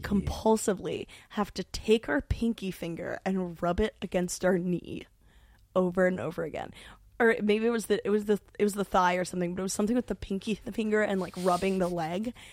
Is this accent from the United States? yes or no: yes; New York, United States; growing up in New York